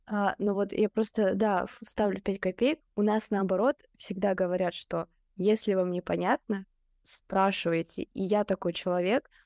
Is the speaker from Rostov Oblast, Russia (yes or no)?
yes; Rostov-on-Don, Rostov Oblast, Russia; now in Saint Petersburg, Russia; я из Ростова-на-Дону